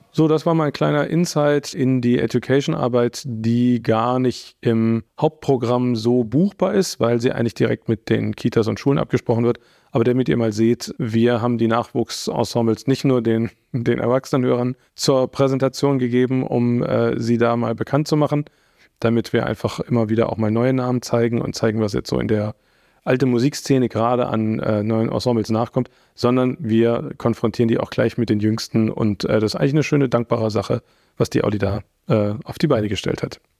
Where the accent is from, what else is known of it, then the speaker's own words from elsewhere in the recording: Austria; ich bin aus Österreich